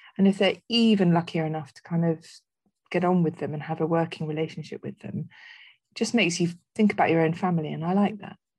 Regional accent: Netherlands; moved away; I spent a lot of my childhood in growing up in Holland

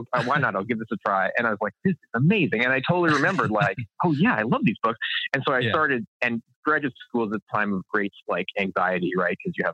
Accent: Canada; I think maybe it comes from growing up in Canada

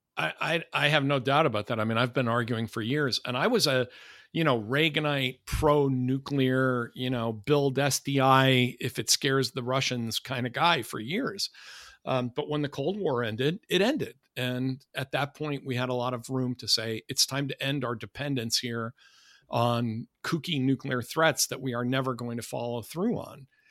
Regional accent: United States; accent: American; my American accent

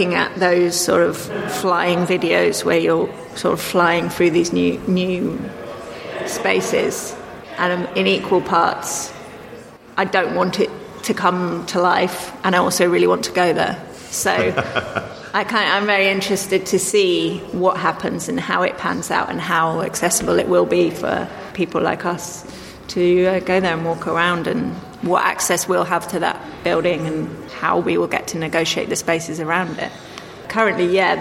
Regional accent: Dorset, South West England, United Kingdom; moved away; I grew up in Dorset

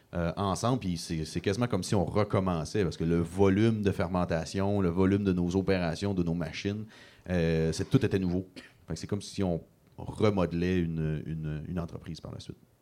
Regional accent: Gaspésie, Quebec, Canada; j'ai quitté la Gaspésie pour mes études à l'université

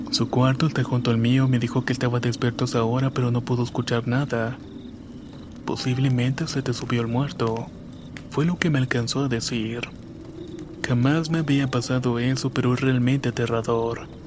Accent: State of Mexico, Mexico; Soy del Estado de México, de un pueblito muy católico lleno de cerros, barrancas, milpas y todo.

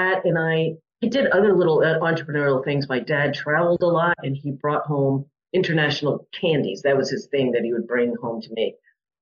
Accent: Westport, Connecticut, United States; I grew up in Connecticut in a small town called Westport.

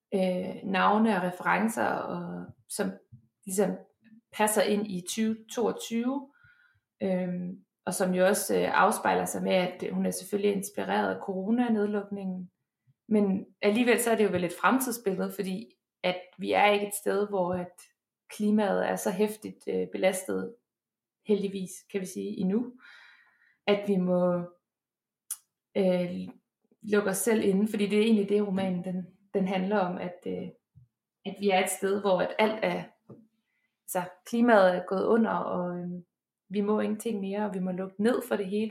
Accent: Denmark; moved away as an adult; now in Bergen, Norway; hjemme i Danmark

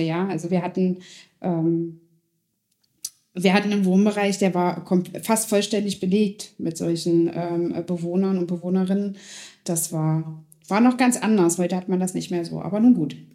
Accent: Schönebeck, Saxony-Anhalt, Germany; in Schönebeck. Wir kommen beide aus Schönebeck

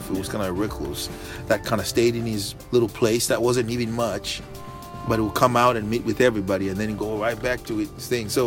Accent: Zambia; born or raised there; moved away

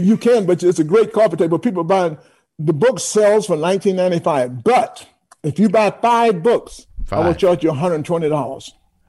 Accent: New York City, New York, United States; also born or lived in Atlanta; I'm from New York, I live in New York

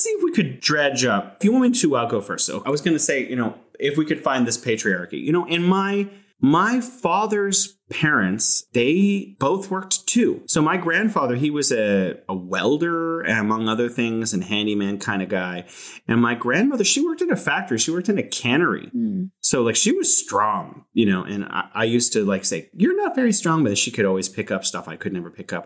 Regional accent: California, United States; now in Wuhan, China; I'm from California, but now I'm living here in beautiful Wuhan

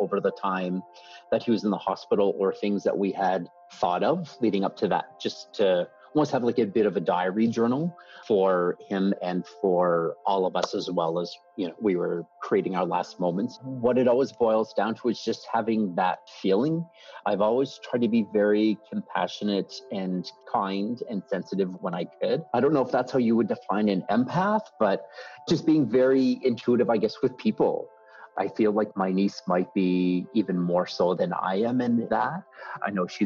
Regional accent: Antigonish, Nova Scotia, Canada; It's a university in my hometown, yes, which is where I went.

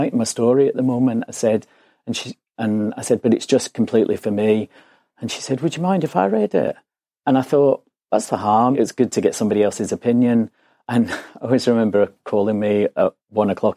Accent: Glasgow, Scotland, United Kingdom; now in London, United Kingdom; I'm originally from Glasgow. I always say that's where this weird accent comes from. But I've lived in London for 20 years now.

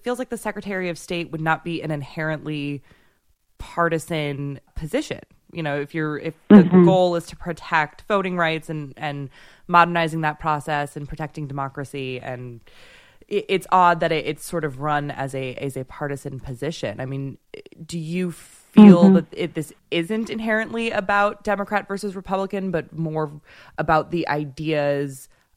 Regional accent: Michigan, United States; moved away; I'm actually from Michigan originally, and my entire extended family is in Michigan

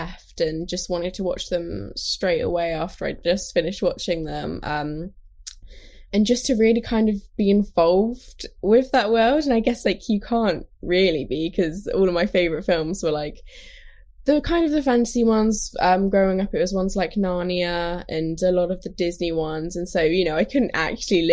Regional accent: London, United Kingdom; I grew up in London

